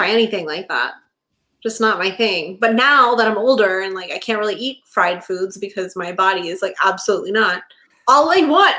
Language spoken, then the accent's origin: English; Texas, United States; I grew up in Texas.